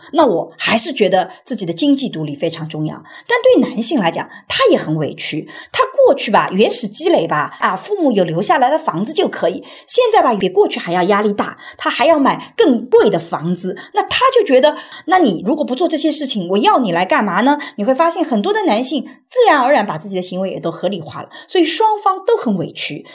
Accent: Suzhou, Jiangsu, China; 我又出生在无疆苏州这样比较相对来讲还性别平等的地方

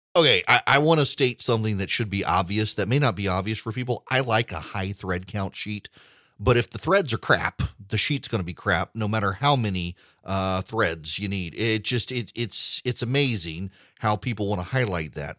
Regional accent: Louisiana, United States; moved away; I am a native of Louisiana

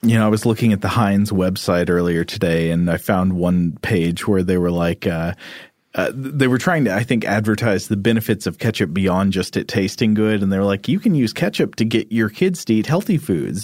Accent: Chattanooga, Tennessee, United States; my hometown newspaper. The Chattanooga Times Free Press

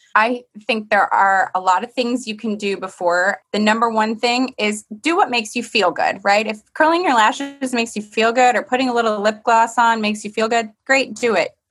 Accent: Michigan, United States; moved away; I grew up in Michigan

